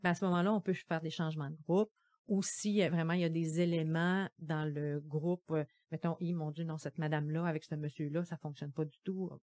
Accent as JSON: {"language": "French", "area": "Gaspésie", "region": "Quebec", "country": "Canada", "moved": "yes", "lives_now": "Quebec City, Canada", "said": "je viens de la Gaspésie"}